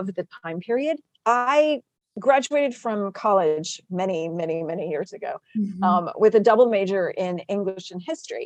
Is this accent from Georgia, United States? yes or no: no; South Texas, United States; moved away as an adult; now in Virginia, United States; I'm a sixth generation native Texan, but I've been transplanted to Virginia. So I have like proper winters now. I grew up in South Texas